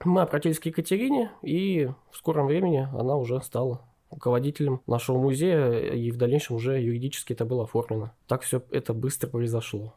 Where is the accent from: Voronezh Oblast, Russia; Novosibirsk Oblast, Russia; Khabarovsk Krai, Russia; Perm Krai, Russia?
Novosibirsk Oblast, Russia; Novosibirsk; мы из Новосибирска